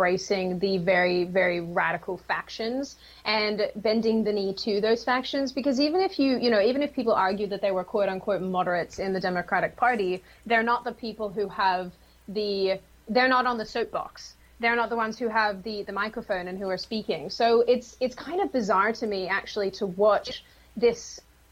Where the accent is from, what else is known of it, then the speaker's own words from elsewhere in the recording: Australia; Australia, my home state, my home city